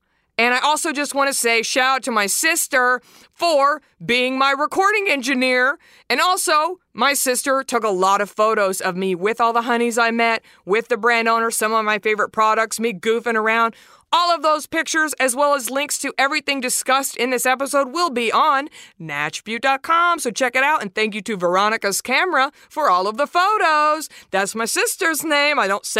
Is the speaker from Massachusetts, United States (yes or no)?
no; Dallas, Texas, United States; Dallas, my hometown.